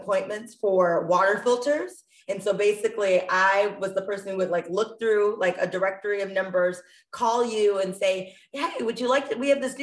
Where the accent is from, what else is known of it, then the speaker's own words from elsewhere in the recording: outside of Chicago, Illinois, United States; I grew up outside of Chicago